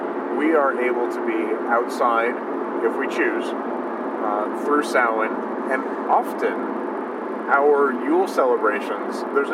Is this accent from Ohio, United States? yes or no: yes; Central Ohio, United States; we're both from Central Ohio